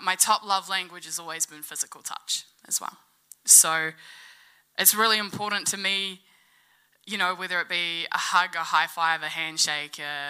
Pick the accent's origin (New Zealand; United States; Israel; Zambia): New Zealand; Gore, Southland; Growing up in Gore, I always had my dad around physically